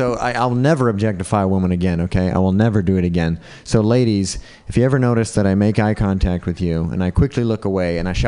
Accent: Utah, United States; Racism was tricky growing up in Utah.

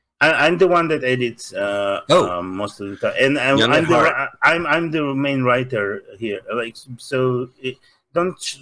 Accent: Russia; accent: Russian; English is a second language; moved away; Russian. I'm from Soviet Union

